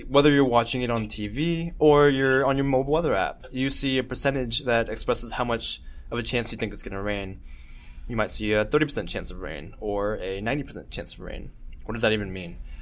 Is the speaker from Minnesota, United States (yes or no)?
no; Georgia coast, United States; I'm from the Georgia coast, we get thunderstorms all the time